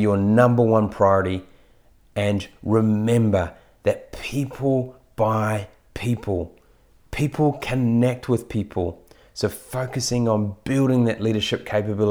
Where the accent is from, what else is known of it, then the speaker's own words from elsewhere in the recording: New Zealand; as a Kiwi